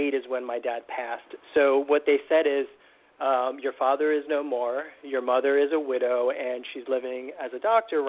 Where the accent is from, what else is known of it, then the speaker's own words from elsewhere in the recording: United States; I grew up in the United States